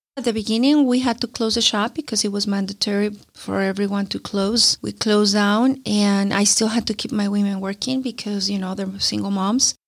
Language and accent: English; Colombia; moved away; I'm from Colombia. I, I come from a developing country